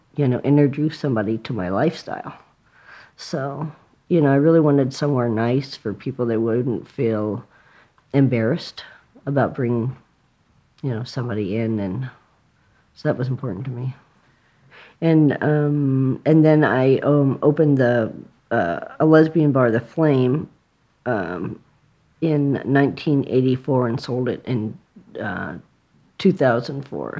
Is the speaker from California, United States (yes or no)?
yes; San Diego, California, United States; I grew up in San Diego